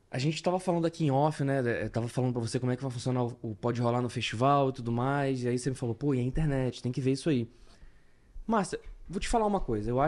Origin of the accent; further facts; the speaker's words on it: Manaus, Amazonas, Brazil; also born or lived in João Pessoa; Filho de militar, eu nasci em João Pessoa, nunca morei, já morei em várias cidades do Brasil. Mas de 2003 para 2004, de 9 para 10 anos, eu vim para Manaus.